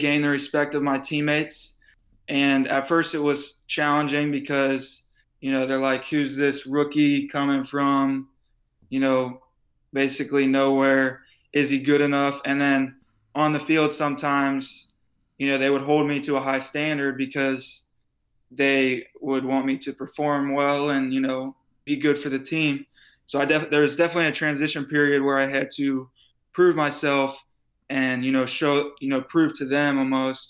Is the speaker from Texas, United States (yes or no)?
no; Cincinnati, Ohio, United States; moved away as an adult; also born or lived in Lexington, Kentucky / Louisville, Kentucky; now in Orlando, United States; I grew up in Cincinnati, Ohio